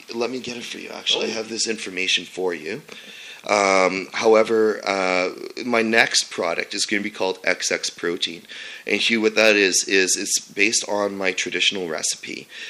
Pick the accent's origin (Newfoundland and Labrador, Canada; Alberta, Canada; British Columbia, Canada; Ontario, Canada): Ontario, Canada; Sudbury; I was born and raised in Sudbury, Ontario